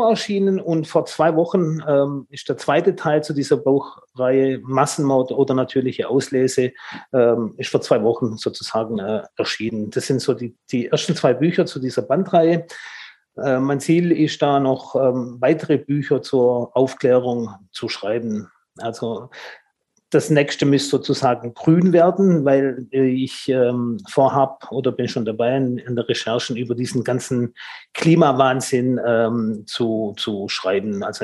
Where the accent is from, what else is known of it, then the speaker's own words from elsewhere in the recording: Tübingen, Baden-Württemberg, Germany; born there; accent: Swabian; Ich bin ähm, Italiener, ja, aber ich bin in Deutschland geboren, in Tübingen.